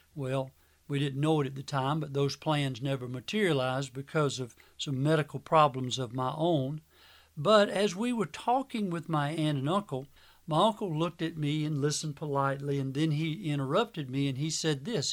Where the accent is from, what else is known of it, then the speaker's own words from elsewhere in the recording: Manning, South Carolina, United States; my hometown of Manning, South Carolina